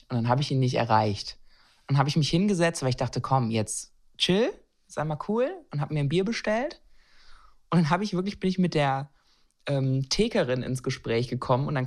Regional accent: Baden-Württemberg, Germany; Na klar, ich bin Schwäbin.

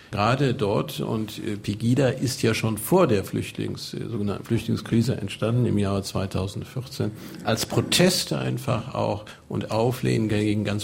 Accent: Rhineland, Germany; now in Dresden, Germany; Ich lebe ja nun seit 1993 in Dresden und bin aus Westdeutschland, aus dem Rheinland dorthin gegangen

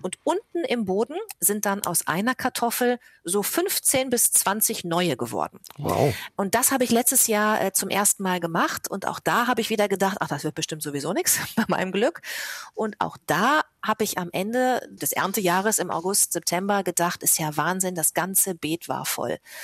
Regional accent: Bad Lippspringe, North Rhine-Westphalia, Germany; also born or lived in Paderborn; now in Hamburg, Germany; ich bin sogar in Bad Lippspringe aufgewachsen.

